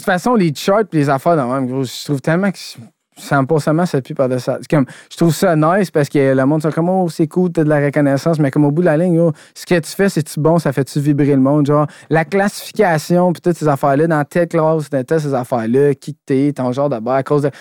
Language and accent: French; Quebec, Canada; je suis québécois ou que je viens d'ici